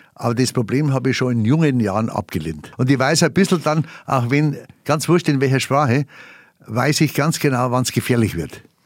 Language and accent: German; Bavaria, Germany; accent: Bavarian; first language Bavarian; meine Weltsprache ist meine Muttersprache. Und das ist die Bayerische